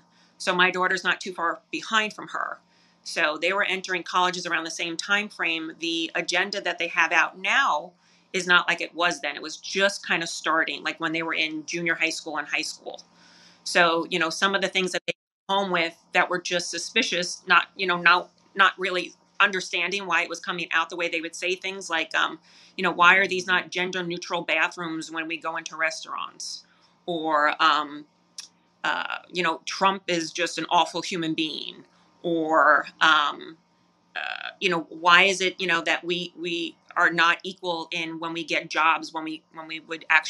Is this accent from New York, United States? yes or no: yes; New York, United States; growing up in New York